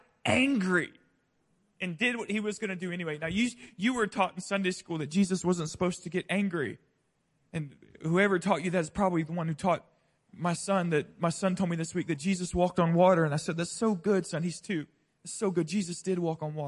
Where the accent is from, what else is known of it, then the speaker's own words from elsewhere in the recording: Pensacola, Florida, United States; I grew up in the deep South, right? Deep South. I grew up in Pensacola, Florida.